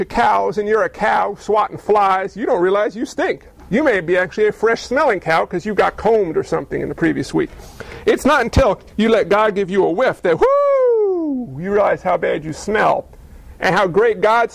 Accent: New York, United States; I was physically born in Neuchâtel, New York.

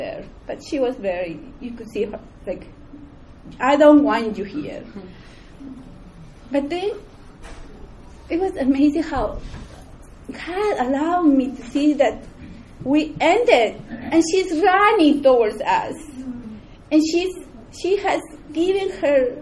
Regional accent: Peru; moved away; I was born in Peru.

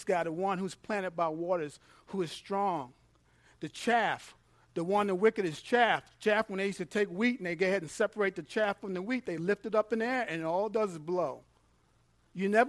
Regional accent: New York, United States; moved away; I'm from New York. I'm not country.

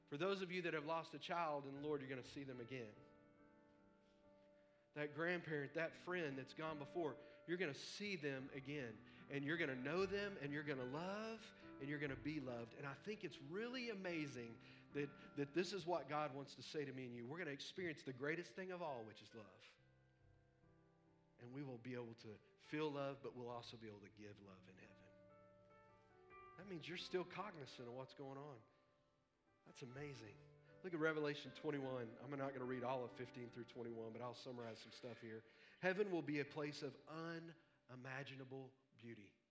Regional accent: Texas, United States; we're all going to be frozen to death in the house because we're from Texas and there's a foot of snow

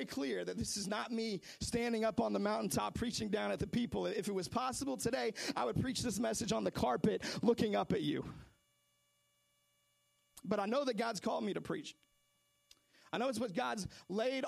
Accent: Seattle, Washington, United States; I'm from Seattle

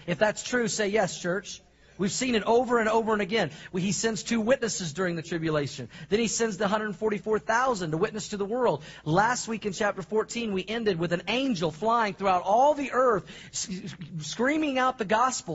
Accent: Oklahoma, United States; moved away; also born or lived in Missouri; I grew up in Oklahoma and I lived in Missouri and the Midwest

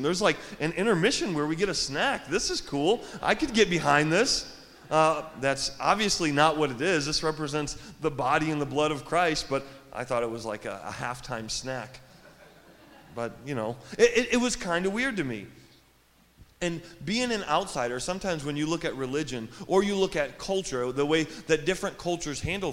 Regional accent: Joliet, Illinois, United States; I'm from here. In Joliet, born and raised, I went to Gompers Junior High.

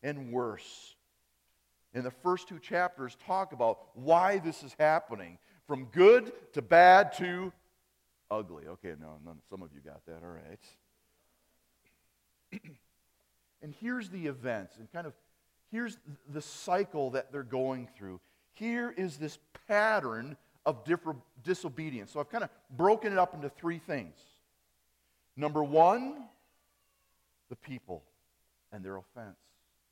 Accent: Appleton, Wisconsin, United States; accent: German accent; I grew up in Wisconsin, Appleton, Wisconsin. On that side of Wisconsin, we have more of a German accent

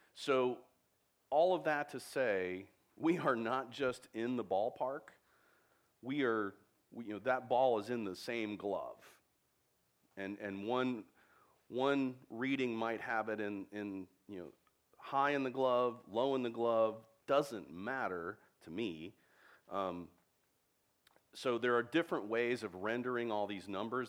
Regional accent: Texas, United States; I'm a Texan

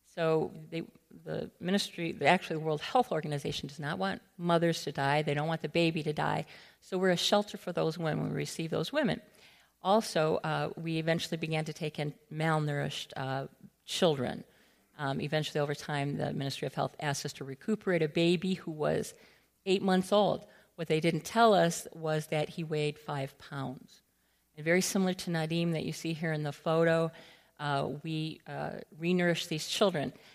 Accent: Allen Park, Michigan, United States; moved away as an adult; also born or lived in Guatemala / Nicaragua / Peru; I'm from Allen Park

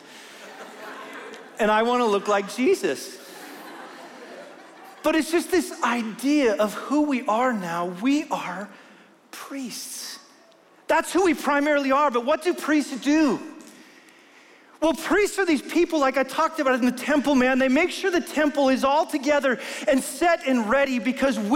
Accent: Wyoming, United States; I'm from Wyoming

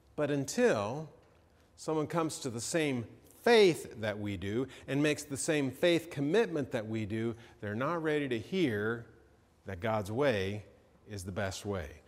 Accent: Georgia, United States; I'm from Georgia

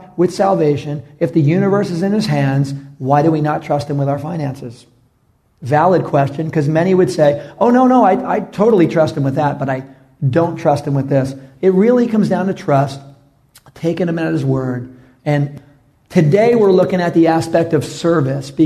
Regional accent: New York City, New York, United States; moved away; I'm from New York City, and I like street-related ministry

